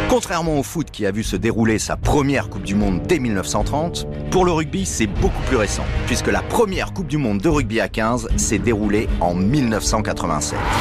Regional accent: France; on est français

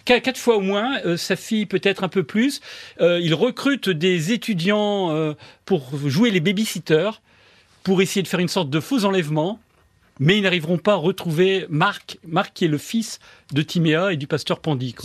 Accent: France; accent: French; j'ai un accent français

